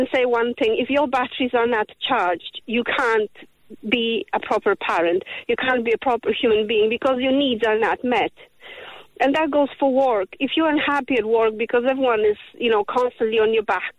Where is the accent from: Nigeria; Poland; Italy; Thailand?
Poland; now in Ireland; I come from Poland